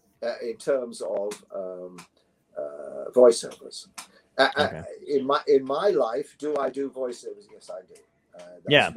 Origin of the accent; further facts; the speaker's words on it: London, United Kingdom; they don't talk the way I talk because I come from London